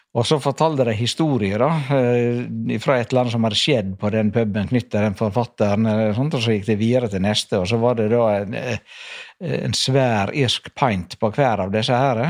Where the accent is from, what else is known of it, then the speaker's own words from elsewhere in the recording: Norway; moved away; also born or lived in Skogneset lighthouse; jeg vokste opp på Kloknes fyr. Faren min var fyrmester. Jeg vokste opp på to av fyrene der oppe